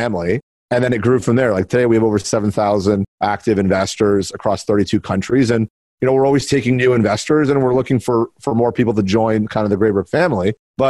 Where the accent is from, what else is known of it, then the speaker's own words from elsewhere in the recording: South Florida, United States; moved away as an adult; now in Toronto, Canada; I was born in Toronto and I was actually raised in South Florida and then came back up to Toronto for university